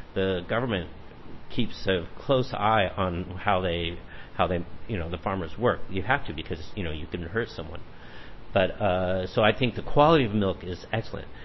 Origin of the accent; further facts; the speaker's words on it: Los Angeles, California, United States; moved away as an adult; now in Taichung, Taiwan; I come from Los Angeles, we have a lot of vegetables and everything around where I grew up